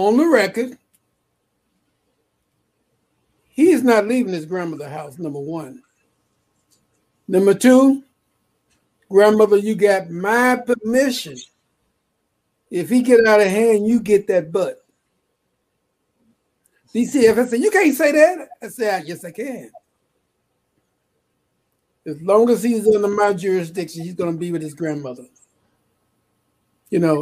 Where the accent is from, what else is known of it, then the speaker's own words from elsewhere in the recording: Chicago, Illinois, United States; I was born in Chicago on the South Side, 3426 South Parkway